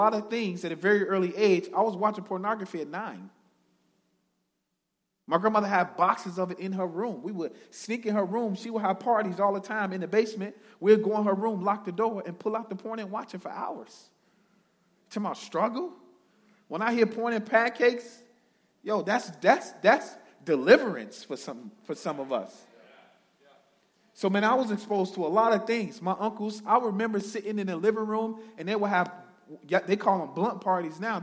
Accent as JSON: {"language": "English", "town": "Chicago", "region": "Illinois", "country": "United States", "tie": "born or raised there", "said": "I'm originally from Chicago, born and bred. I grew up in the projects on the south side of Chicago"}